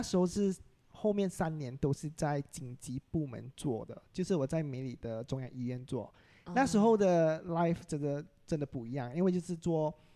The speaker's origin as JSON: {"language": "Chinese", "town": "Klang", "region": "Selangor", "country": "Malaysia", "first_language": "Hokkien", "second_language": "Chinese", "said": "巴生人其实我们讲福建话最多的，对啊。因为我家里都是讲福建话的"}